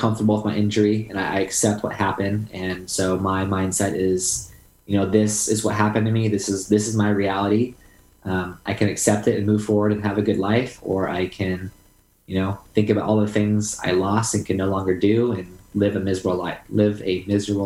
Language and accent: English; Southern California, United States; I have lived in Southern California my entire life. I grew up going to the beaches